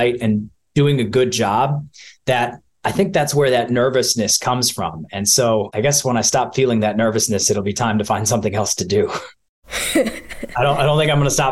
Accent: Rocky River, Ohio, United States; moved away as an adult; also born or lived in Boston; I grew up in a small town outside of Cleveland, Ohio. It's called Rocky River.

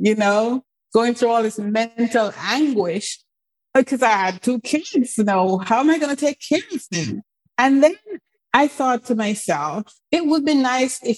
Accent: England, United Kingdom; moved away as an adult; also born or lived in Jamaica / Canada / United States; So most of my family is in England, where I grew up.

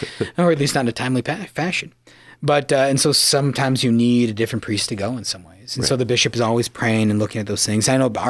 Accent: Yankton, South Dakota, United States; From the mother city of the Dakotas, Yankton, my hometown.

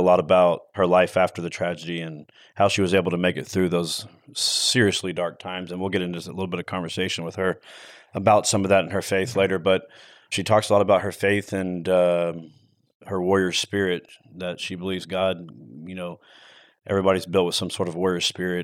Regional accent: Texas, United States; I'm from Texas

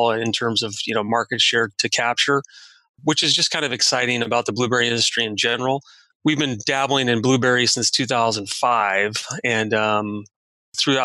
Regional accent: Watsonville, California, United States; I was born and raised in Watsonville

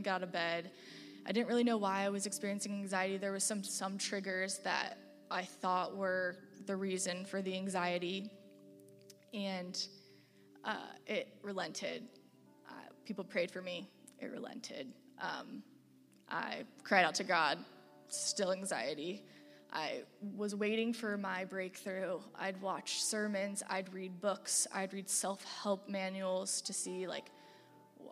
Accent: Bloomington, Illinois, United States; now in Champaign, United States; I grew up in Bloomington, Illinois

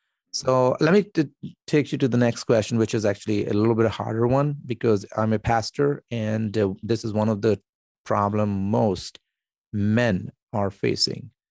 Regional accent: Pakistan; moved away; I come from Pakistan

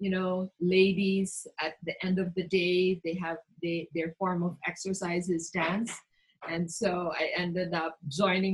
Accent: Mindanao, Philippines; I grew up in Mindanao

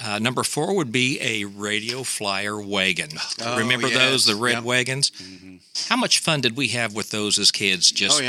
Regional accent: Muncie, Indiana, United States; One of my earliest memories was laying in my bed in Muncie, Indiana

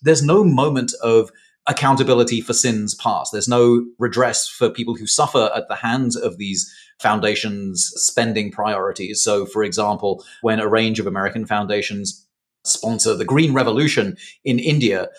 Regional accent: England, United Kingdom; accent: posh; moved away; my folks met in Britain, and now I'm here.

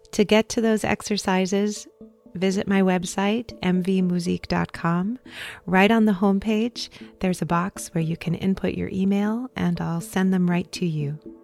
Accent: Idaho Falls, Idaho, United States; moved away; my hometown of Idaho Falls, Idaho

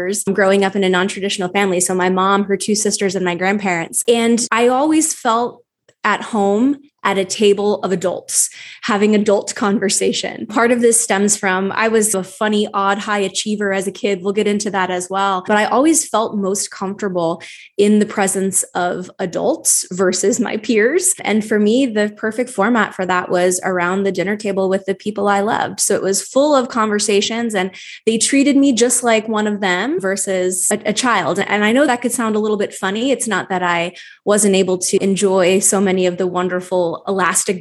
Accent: Wyoming, Pennsylvania, United States; moved away as an adult; also born or lived in Philadelphia; I grew up in a small town in northeastern Pennsylvania called Wyoming.

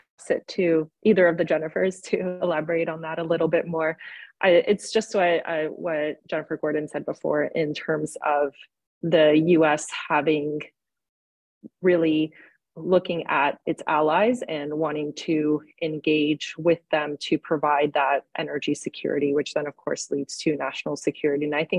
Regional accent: Slovakia; even my home country of Slovakia recently has engaged more with the US government

